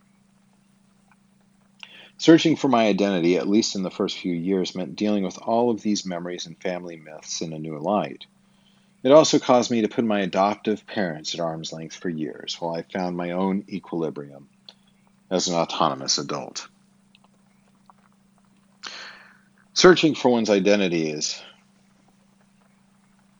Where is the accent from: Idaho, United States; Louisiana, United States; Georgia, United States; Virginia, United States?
Idaho, United States; Twin Falls; I was born in Twin Falls, Idaho, at Magic Valley Regional Medical Center on April 15th, 1974